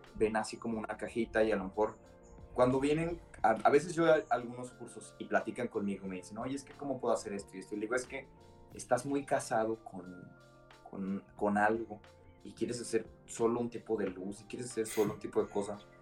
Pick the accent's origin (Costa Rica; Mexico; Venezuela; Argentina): Mexico; Culiacán, Sinaloa; moved away as an adult; also born or lived in Monterrey / Barcelona; now in Mexico City, Mexico; soy de Culiacán